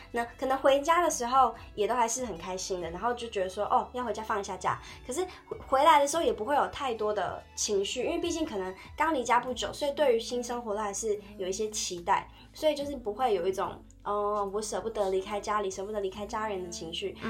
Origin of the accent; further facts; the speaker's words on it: Tainan, Taiwan; moved away as an adult; also born or lived in Taipei; 因为我是台南人，然后我在台北读书